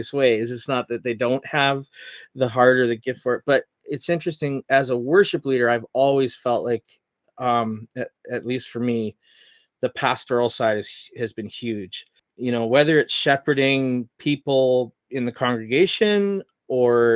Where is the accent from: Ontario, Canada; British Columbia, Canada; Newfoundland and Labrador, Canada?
British Columbia, Canada; Chilliwack; moved away; I'm from Chilliwack originally.